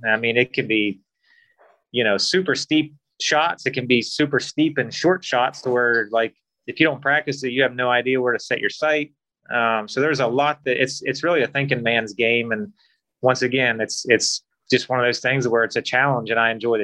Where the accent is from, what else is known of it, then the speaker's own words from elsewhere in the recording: Western Maryland, United States; now in Florida, United States; I grew up in Western Maryland